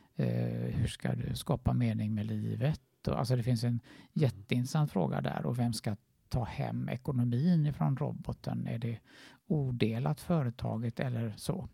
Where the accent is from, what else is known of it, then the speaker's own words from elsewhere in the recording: Gothenburg, Västra Götaland, Sweden; moved away; min hemstad Göteborg